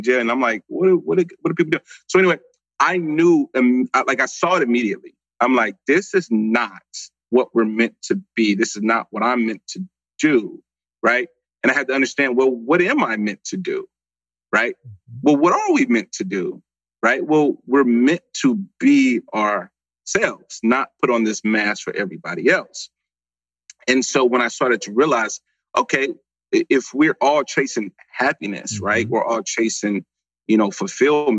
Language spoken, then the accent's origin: English; St. Louis, Missouri, United States; now in Dallas, United States; I come from St. Louis, Missouri. I live in Dallas, Texas now